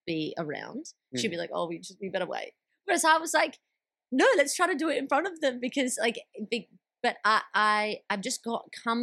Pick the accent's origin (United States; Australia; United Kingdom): Australia; Sydney, New South Wales; now in Queensland, Australia; when I moved to Queensland, I'm originally from Sydney.